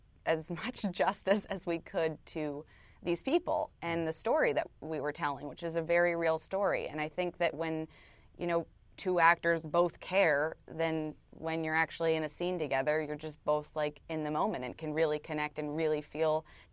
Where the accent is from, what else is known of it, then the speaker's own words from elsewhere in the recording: Arizona, United States; Because I'm from Arizona, and we always, like, monsoon season.